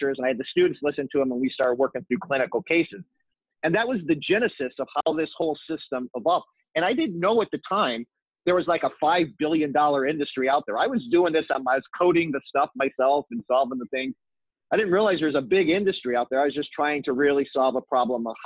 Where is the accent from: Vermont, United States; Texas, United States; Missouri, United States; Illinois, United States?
Missouri, United States; St. Louis; I'm an Irish Catholic boy from the Midwest. I'm from St. Louis.